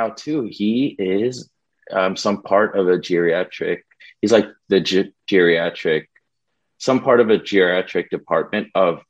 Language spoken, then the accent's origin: English; Los Angeles, California, United States; moved away as an adult; I'm a proud Angelian, because I'm from Los Angeles, but I'm also from Angla City, Pampanga.